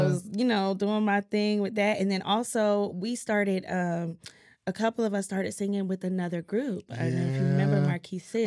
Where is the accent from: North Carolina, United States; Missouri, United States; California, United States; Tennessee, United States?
North Carolina, United States; Greenville; Greenville, North Carolina, two five two